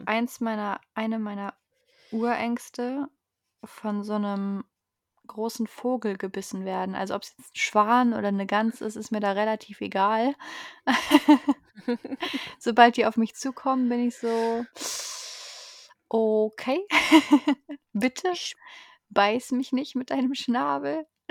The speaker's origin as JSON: {"language": "German", "region": "North Rhine-Westphalia", "country": "Germany", "tie": "born or raised there", "said": "Wo meine Heimat erwähnt wird, der Niederrhein"}